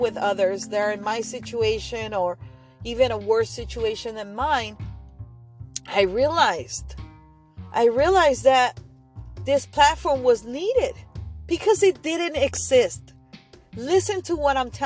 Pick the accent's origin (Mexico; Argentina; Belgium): Argentina; moved away; Argentina being one of them. My home country. My homeland